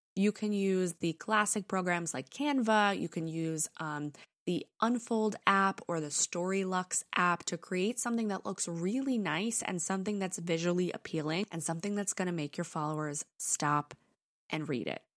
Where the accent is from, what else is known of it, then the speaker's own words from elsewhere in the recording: New York, United States; accent: New York; my British accent comes out before my New York accent